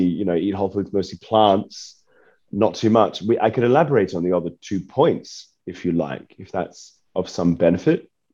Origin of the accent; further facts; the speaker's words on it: Australia; I'm from Australia